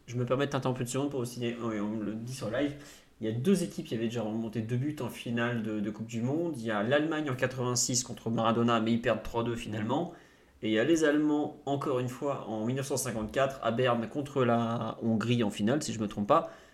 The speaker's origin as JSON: {"language": "French", "country": "France", "said": "je suis français"}